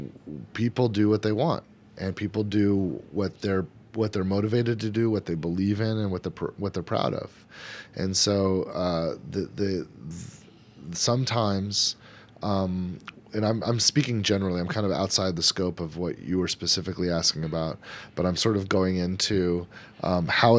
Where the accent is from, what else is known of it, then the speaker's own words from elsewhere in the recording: California, United States; also born or lived in Frisco, Texas; now in Texas, United States; I'm from California. I live in Texas